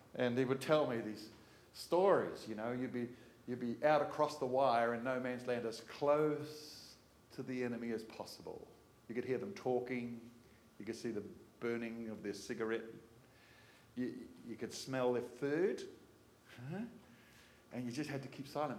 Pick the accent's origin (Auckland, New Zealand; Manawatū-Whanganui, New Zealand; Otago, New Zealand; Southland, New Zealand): Auckland, New Zealand; Manukau; just enough street smarts growing up in Manukau